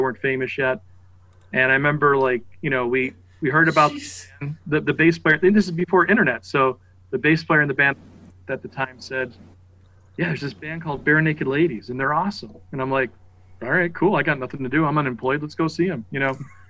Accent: Buffalo, New York, United States; we're Buffalo guys, you know, we're from New York. I was always playing on the Buffalo music scene, you know, in the mid 80s.

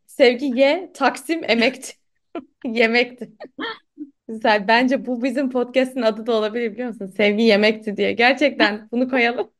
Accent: Istanbul, Turkey; Sinopluyum ben. E, ama İstanbul'da doğup büyüdüm.

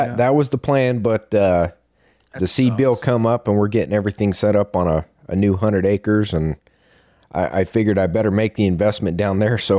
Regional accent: Arizona, United States; I grew up in Arizona putting in for elk, so I got patient for tags.

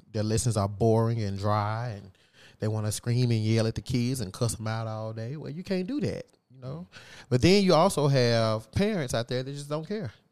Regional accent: across the river from Memphis, Arkansas, United States; now in Memphis, United States; I'm not from here. But I my hometown is just right across the river

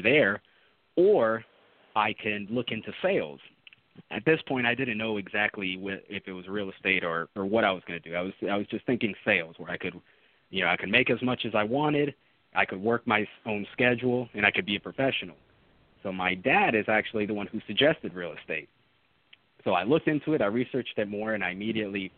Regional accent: Orlando, Florida, United States; also born or lived in Jacksonville / Puerto Rico; I grew up in Orlando, moved to Jacksonville to study chemistry

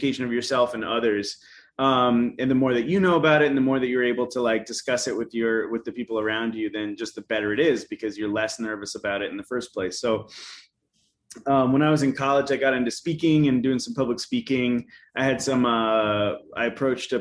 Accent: Asheville, North Carolina, United States; moved away as an adult; also born or lived in College Station, Texas; now in Austin, United States; I grew up in Asheville, North Carolina

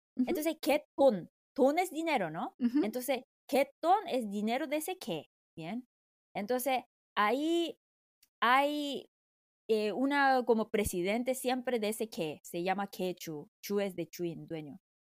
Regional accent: South Korea; Spanish is a second language

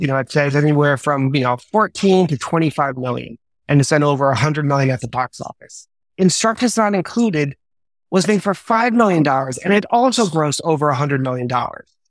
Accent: Mount Vernon, New York, United States; also born or lived in Bronx, New York; I grew up in Mount Vernon, you know, born in the Bronx

